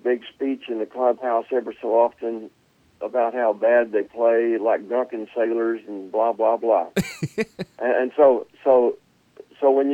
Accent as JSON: {"language": "English", "region": "Oklahoma", "country": "United States", "tie": "born or raised there", "moved": "yes", "lives_now": "Texas, United States", "said": "we're both from Oklahoma, and we're both in the Oklahoma Hall of Fame"}